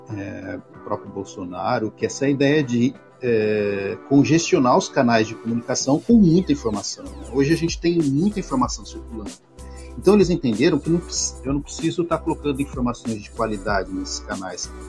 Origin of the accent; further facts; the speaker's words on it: Bauru, São Paulo, Brazil; moved away as an adult; now in Maceió, Brazil; também sou do interior de São Paulo, sou de Bauru, mas já estou há 11 anos no estado de Alagoas, em Maceió